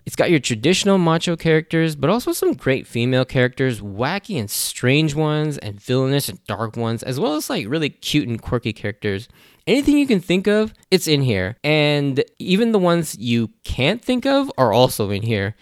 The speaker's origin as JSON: {"language": "English", "country": "United States", "tie": "born or raised there", "said": "I'm Japanese American. I was born and raised in the U S"}